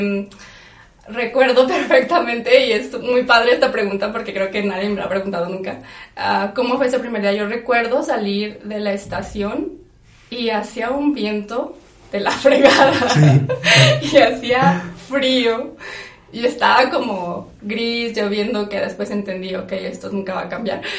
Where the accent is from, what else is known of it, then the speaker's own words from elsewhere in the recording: Zacatecas, Mexico; moved away as an adult; now in Amsterdam, Netherlands; soy zacatecana de toda la vida. Aquí viví, aquí crecí